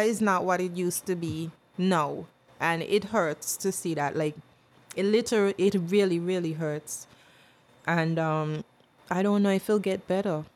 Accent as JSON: {"language": "English", "country": "St. Kitts & Nevis", "tie": "born or raised there", "also_born_or_lived": "British Virgin Islands", "said": "People think I'm not born here, but I was born in St. Kitts. But I didn't live here until I was five"}